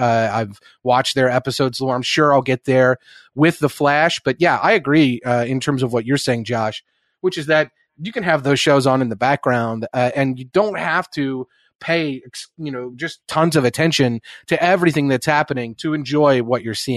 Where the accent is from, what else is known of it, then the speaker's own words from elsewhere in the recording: Midwest, United States; the people that I grew up around the Midwest